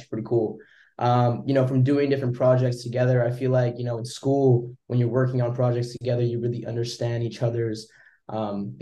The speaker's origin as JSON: {"language": "English", "town": "Vancouver", "region": "British Columbia", "country": "Canada", "said": "I'm from Canada, Vancouver."}